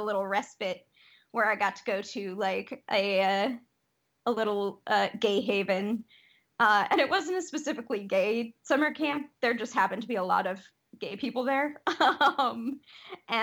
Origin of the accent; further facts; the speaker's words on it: Detroit, Michigan, United States; growing up in Detroit was amazing.